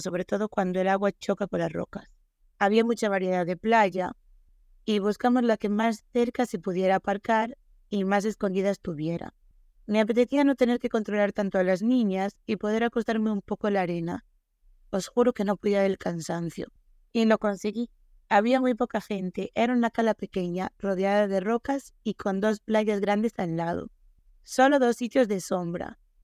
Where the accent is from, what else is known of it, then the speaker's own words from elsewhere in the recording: Galicia, Spain; Sí, somos gallegas, estamos acostumbradas al agua de aquí